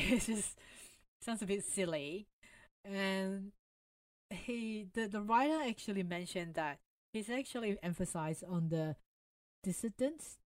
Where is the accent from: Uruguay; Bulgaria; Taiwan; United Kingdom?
Taiwan; now in Australia; I was born in Taiwan, immigrated to Australia